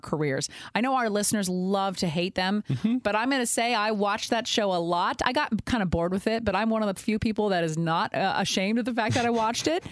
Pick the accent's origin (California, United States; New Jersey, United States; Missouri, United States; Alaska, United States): California, United States; the Bay Area; I've lived in the Bay my whole life